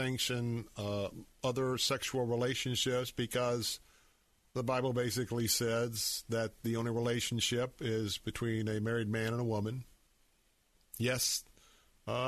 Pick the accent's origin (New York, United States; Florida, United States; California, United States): Florida, United States; Tampa; I was a Democrat all of my life growing up here in Tampa